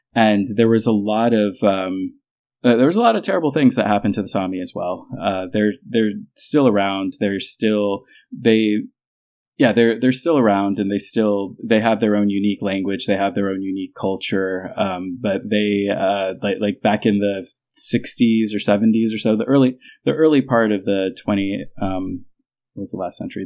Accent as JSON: {"language": "English", "country": "United States", "moved": "as an adult", "lives_now": "Denmark", "said": "The United States"}